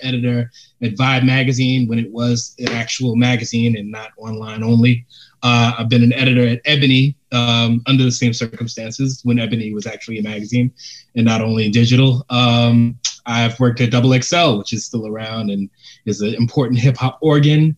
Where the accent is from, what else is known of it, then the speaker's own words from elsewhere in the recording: New York City, New York, United States; My first book was a memoir about growing up in the Bronx